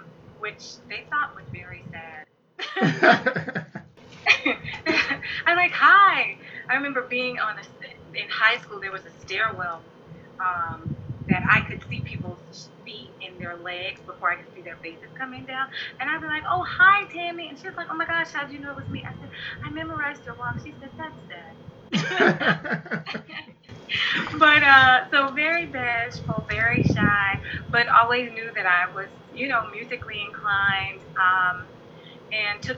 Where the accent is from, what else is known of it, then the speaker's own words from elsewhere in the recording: Baltimore, Maryland, United States; I am from Baltimore City and grew up and raised, born and raised West Baltimore